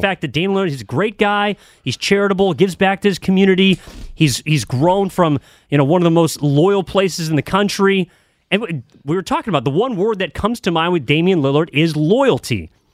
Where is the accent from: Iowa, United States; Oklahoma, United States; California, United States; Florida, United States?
California, United States; East Bay; I'm from the East Bay